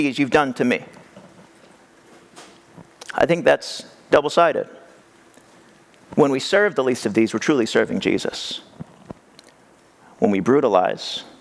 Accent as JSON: {"language": "English", "region": "California", "country": "United States", "tie": "born or raised there", "said": "I grew up here in California"}